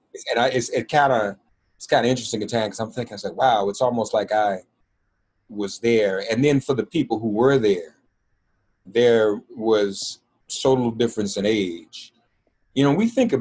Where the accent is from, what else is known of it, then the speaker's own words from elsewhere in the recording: Nashville, Tennessee, United States; growing up in Nashville, I grew up on the campus of Fisk University, literally, because my mother was an employee there.